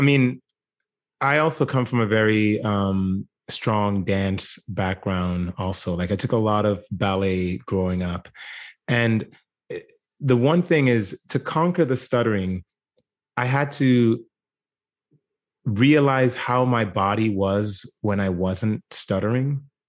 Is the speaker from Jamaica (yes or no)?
yes; Jamaica; now in United States; growing up in Jamaica, I would be what Americans would consider poor